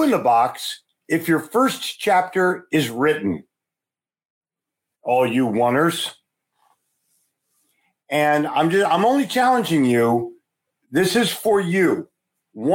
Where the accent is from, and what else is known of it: Philadelphia, Pennsylvania, United States; born or raised there; also born or lived in New York City; now in Charlotte, United States